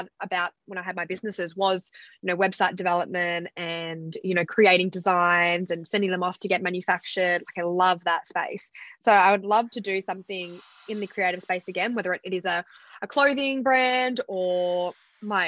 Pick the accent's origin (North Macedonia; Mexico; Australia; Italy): Australia; Fremantle, Western Australia; moved away as an adult; also born or lived in New York; now in New South Wales, Australia; I actually grew up in Fremantle. I only moved away from home at 18, went to live in New York.